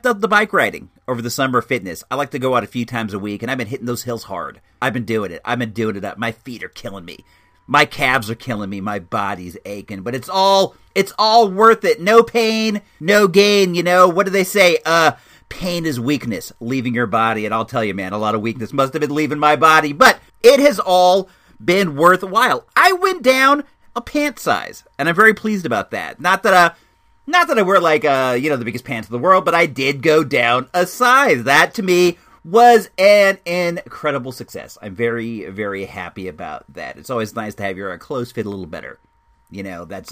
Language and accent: English; California, United States; my home state